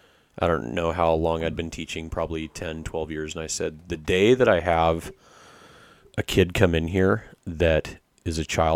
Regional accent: Idaho, United States; also born or lived in San Diego / Washington State; now in Washington, United States; I grew up in Idaho and lived on a ranch. We had about 1,000 acres in Idaho.

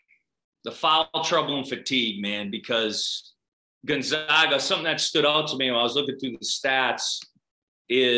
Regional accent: Boston, Massachusetts, United States; accent: South Boston; I grew up in Boston

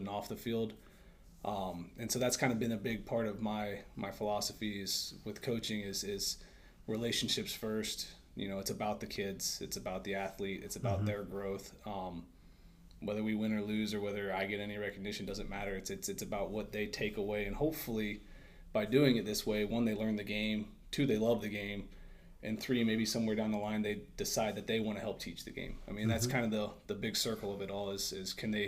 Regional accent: Worthington, Ohio, United States; I was raised in Worthington, Ohio, just north of Columbus

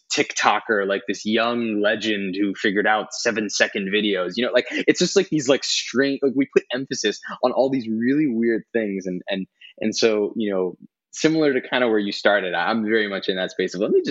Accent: New Jersey, United States; we grew up in Jersey and I grew up around a lot of Italian Christian kids

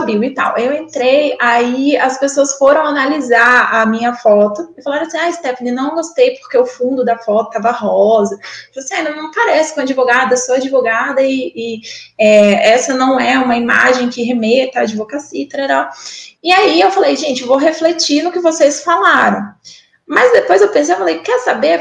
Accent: Porto Velho, Rondônia, Brazil; moved away as an adult; voltar para minha terra, né? Igual minhoca, voltar para minha terra, estar tá aqui com a família

